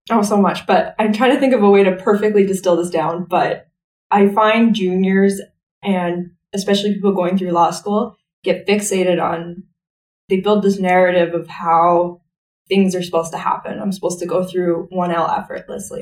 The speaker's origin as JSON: {"language": "English", "town": "Stony Plain", "region": "Alberta", "country": "Canada", "tie": "born or raised there", "also_born_or_lived": "Calgary / Sherwood Park", "said": "My parents moved me to a to the countryside, and um, right. like 20 minutes outside of a small town called Stony Plain. So I grew up. I'm a country girl. I grew up on an acreage."}